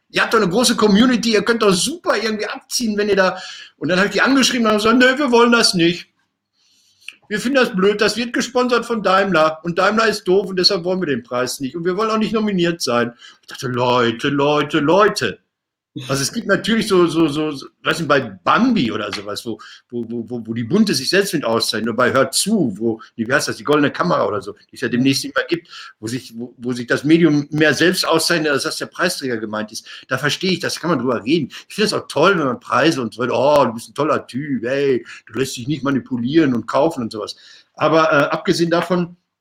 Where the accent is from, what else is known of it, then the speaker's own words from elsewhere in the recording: Marl, North Rhine-Westphalia, Germany; ich komme ja aus Mal